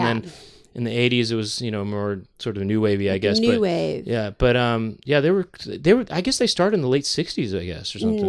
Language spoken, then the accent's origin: English; United States; also born or lived in San Francisco; growing up in the United States